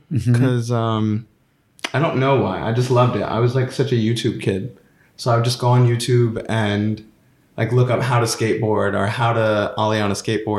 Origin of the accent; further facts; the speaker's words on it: Atlanta, Georgia, United States; moved away; also born or lived in New York; I mean, I grew up in Atlanta, Georgia